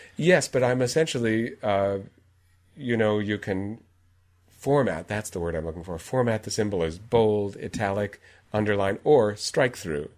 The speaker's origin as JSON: {"language": "English", "country": "United States", "said": "as an American"}